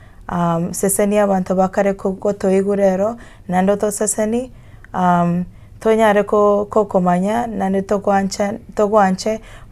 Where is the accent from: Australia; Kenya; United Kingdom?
Kenya; first language Kisii; English is a second language; moved away as an adult; now in United States; I am from Kenya, and I am here studying the MDiv program